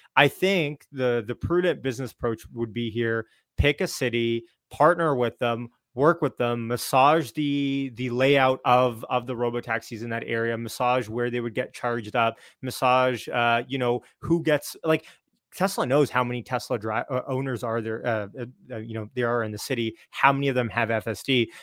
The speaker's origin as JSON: {"language": "English", "country": "Canada", "said": "I'm Canadian"}